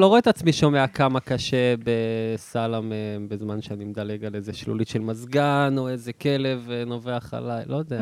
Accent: Southern District, Israel; moved away as an adult; now in Tel Aviv, Israel; כי אני מהדרום

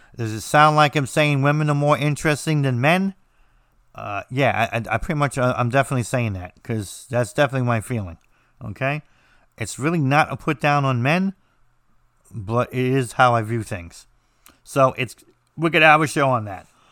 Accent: United States; I'm American

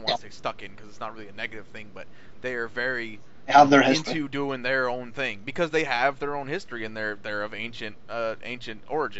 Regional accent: United States; As an American

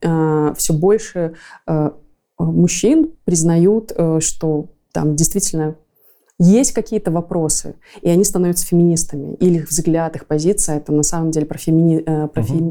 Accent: Belarus; мы тоже как белорусы

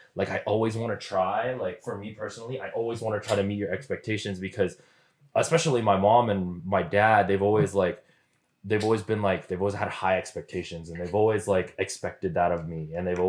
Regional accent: Philippines; I'm Filipino.

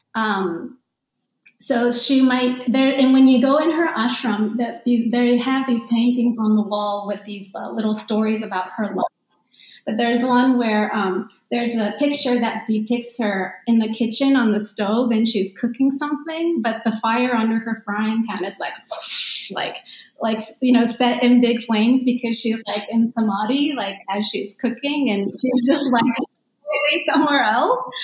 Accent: Tokyo, Japan; I was born and raised in Tokyo, Tokyo area anyway, um, because I grew up going to international school

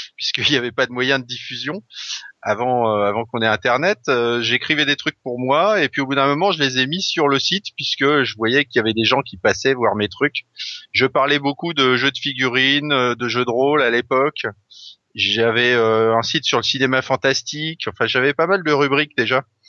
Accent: Brittany, France; moved away; j'ai grandi en Bretagne une partie de ma jeunesse

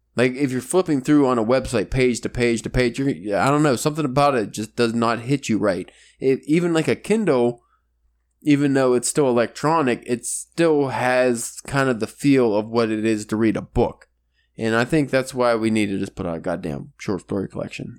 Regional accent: Pennsylvania, United States; we're from Pennsylvania

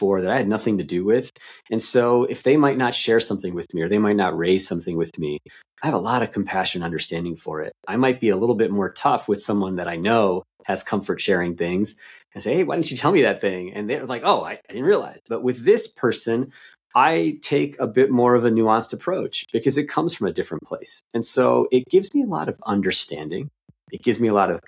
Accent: East Coast, United States; I'm from the East Coast.

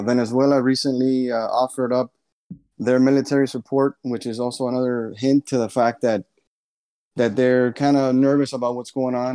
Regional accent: United States; I was born here in the States

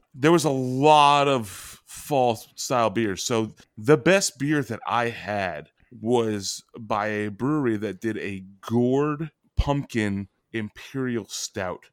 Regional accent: New England, United States; I come from New England

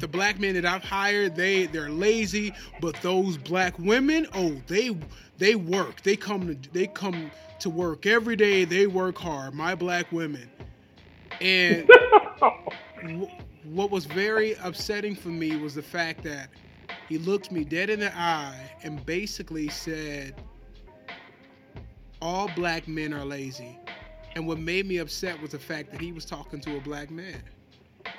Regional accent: Detroit, Michigan, United States; we're from Detroit

